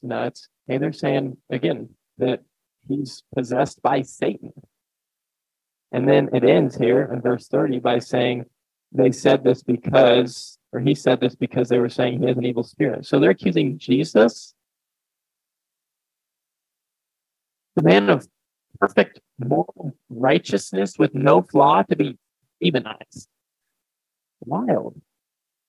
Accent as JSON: {"language": "English", "town": "Ellsworth", "country": "United States", "tie": "born or raised there", "said": "my hometown of Ellsworth"}